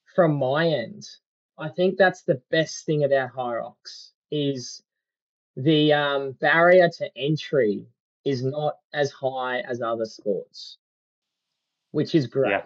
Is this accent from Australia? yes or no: yes; Australia; being an Aussie